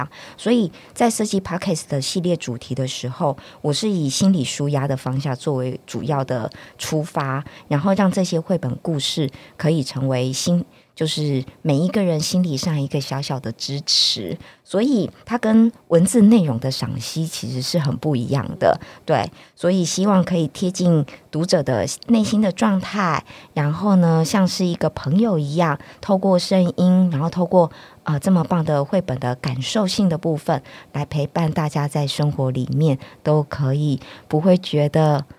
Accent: northern Taiwan, Taiwan; 对呀、啊，我是北部人。结果后来没想到，读完书回来台北，我也很喜欢跟台北的阿伯聊天。

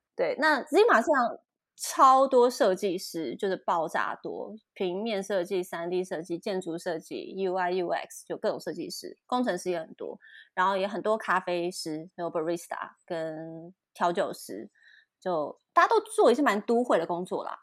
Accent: Taipei, Taiwan; 我是台北人

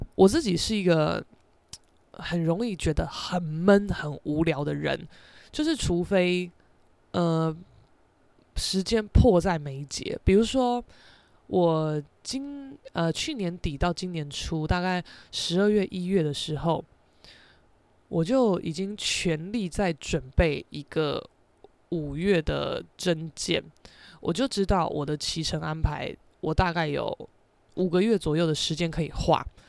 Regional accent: Taiwan; accent: Taiwanese Mandarin; 我现在是有点台湾国语嘛

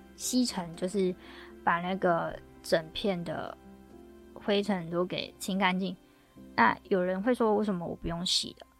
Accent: Taiwan; 我们台湾这边

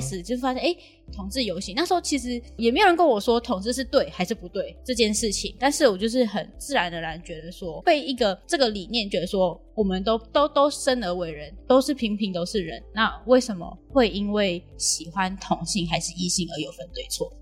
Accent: Malaysia; now in Tainan, Taiwan; 我是马来西亚人

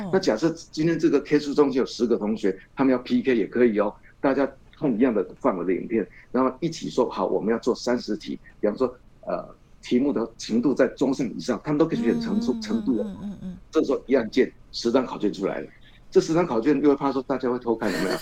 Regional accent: Chiayi, Chiayi City, Taiwan; 我们新华中学，除了可以造福我的故乡嘉义的这个学子

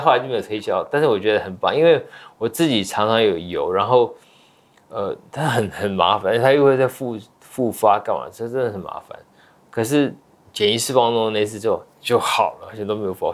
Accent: Taiwan; moved away as an adult; also born or lived in United States; 我其实是在美国出生的哦。我，我爸妈在那边留学生，然后在美国出生，五岁我到台湾来留学，到，嗯，大学毕业，呃，十八年，呃，毕业后又回去美国念书，所以在台湾留学了十八年

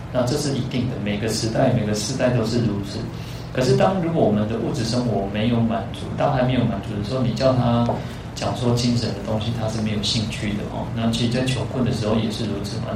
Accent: Taiwan; also born or lived in Kaohsiung; 我们那个台湾人，台湾人因为我们 讲，我们去是讲台语嘛

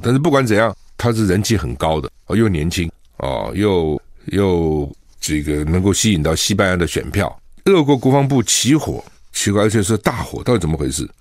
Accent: Taiwan; also born or lived in South Carolina, United States; 我们台湾人比较熟的是Disneyland

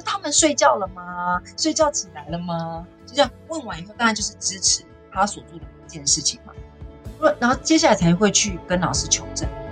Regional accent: Taipei, Taiwan; also born or lived in Hsinchu; 我是在新竹出生，我爸爸妈妈为了我们的就读，搬到台北市的大安区

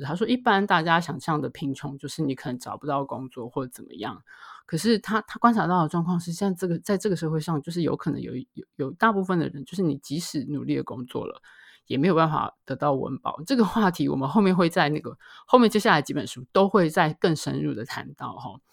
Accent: Taiwan; 住在所谓的眷村里面

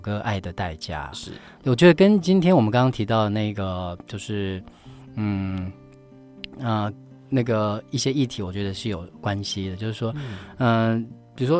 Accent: Pingtung County, Taiwan; moved away; also born or lived in Kaohsiung / Taipei; 我是高雄，我在高雄念书，我是屏东人。

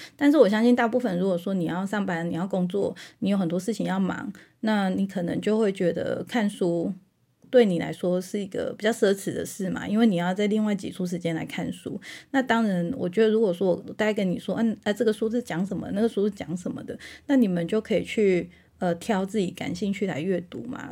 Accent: Taiwan; 我们台湾人

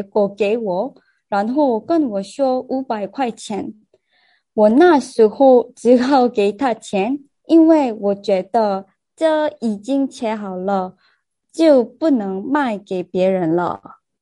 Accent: South Korea; Chinese is a second language; 我是在台湾I T公司工作的韩国人

